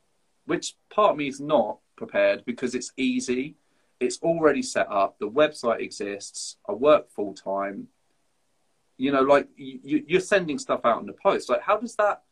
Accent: Folkestone, South East England, United Kingdom; moved away; I grew up in Folkestone

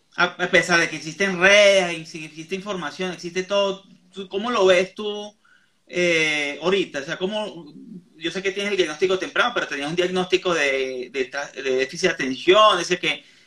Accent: Venezuela; moved away; Yo que estoy en el exterior, soy venezolano

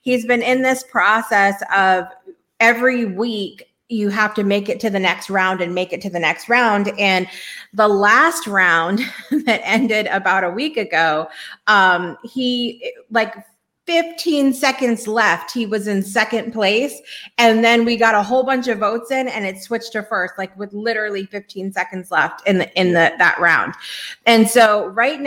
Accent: Connecticut, United States; I'm from Connecticut.

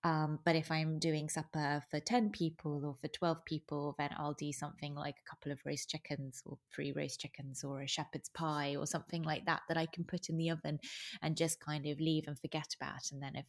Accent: Venice, Veneto, Italy; also born or lived in United Kingdom; I grew up in Venice. … I'm British. I was born in the UK, but my family moved to Venice when I was 6 years old, and then I grew up here, was at school here

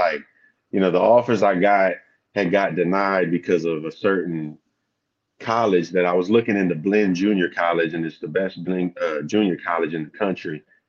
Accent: Texas, United States; also born or lived in Louisiana / California; And I come from Southeast Texas. I moved around a lot when I was younger. My pops was in the military, so I went from Louisiana, Texas, to California, back to Texas, to Louisiana again for a little while.

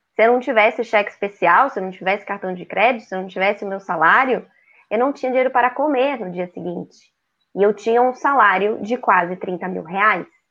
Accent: São Paulo, Brazil; moved away as an adult; now in Florianópolis, Brazil; Sou paulistana, moro há 20 anos aqui em Florianópolis, Santa Catarina

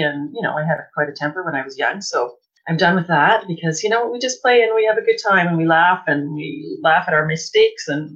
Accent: Winnipeg, Manitoba, Canada; I grew up in Winnipeg

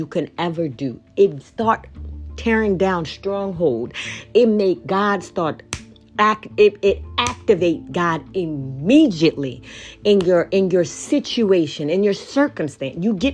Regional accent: Kenya; I am from Kenya

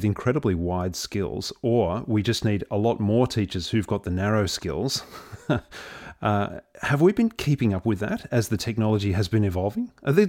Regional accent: Victoria, Australia; would have to go interstate to study in a different system and then come back to Victoria to teach in my home state?

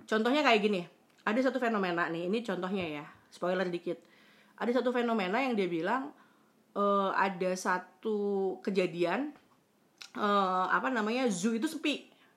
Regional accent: West Java, Indonesia; also born or lived in Surabaya; gue kan orang Sunda

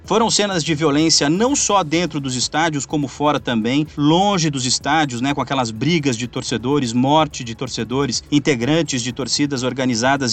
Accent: interior of Rio Grande do Sul, Brazil; moved away; eu sou do interior do Rio Grande do Sul

